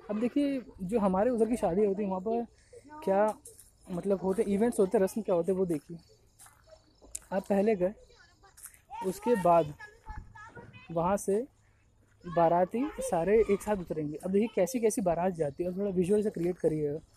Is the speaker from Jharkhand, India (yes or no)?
yes; Jharkhand, India; मेरा गांव गढ़वा डिस्ट्रिक्ट झारखंड में पड़ता है